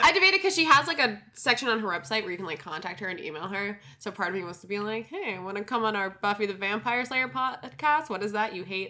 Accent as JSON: {"language": "English", "region": "New Jersey", "country": "United States", "moved": "yes", "said": "I go home for Christmas. I go home to New Jersey"}